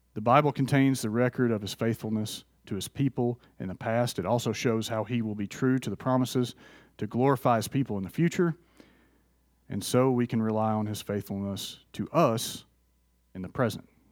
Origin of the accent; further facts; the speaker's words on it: Athens, Tennessee, United States; moved away; also born or lived in Florida; I grew up in Athens, Tennessee